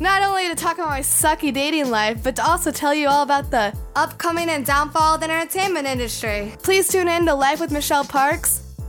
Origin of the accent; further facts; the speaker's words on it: Indiana, United States; moved away as an adult; now in Los Angeles, United States; I'm from Indiana, moved out to LA about 3 years ago to pursue my dream in acting.